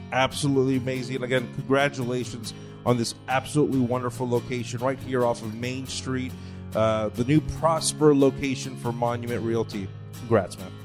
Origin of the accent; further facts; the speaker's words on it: Los Angeles, California, United States; now in Texas, United States; I come from Los Angeles